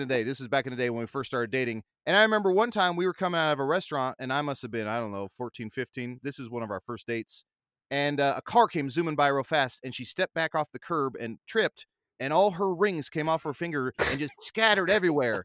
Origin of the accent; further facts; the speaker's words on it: Arizona, United States; I grew up in Arizona around the cowboy culture